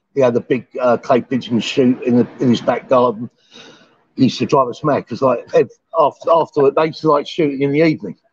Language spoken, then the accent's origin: English; London, United Kingdom; moved away as an adult; now in Pattaya, Thailand; I'm sort of from London